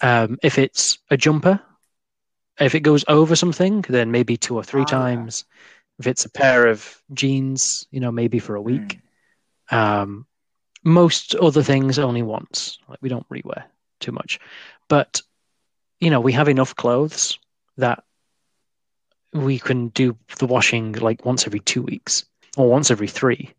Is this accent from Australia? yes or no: no; United Kingdom; we as British people